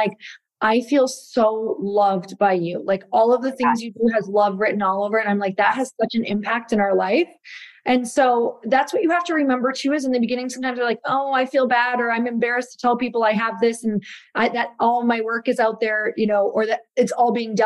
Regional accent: Midwest, United States; I'm from the Midwest, in the Midwest

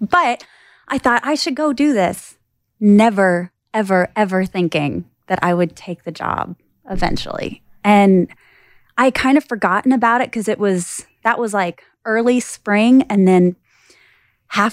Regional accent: Southeast Missouri, United States; moved away as an adult; also born or lived in Nashville, Tennessee; now in Northwest Florida, United States; I grew up in Southeast Missouri

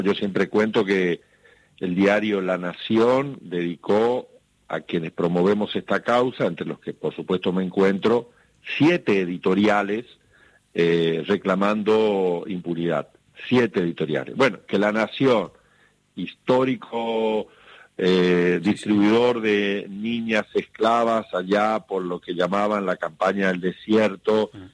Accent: Goya, Corrientes, Argentina; desde mi pueblo, acá en Goya, Corrientes, donde estoy

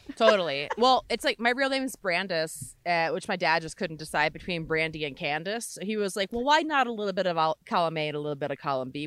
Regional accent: Maryland, United States; now in California, United States; I'm from Maryland originally

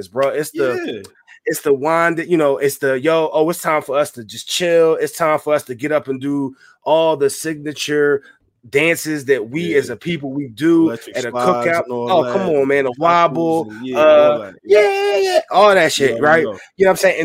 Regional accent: Philadelphia, Pennsylvania, United States; I'm from Philly

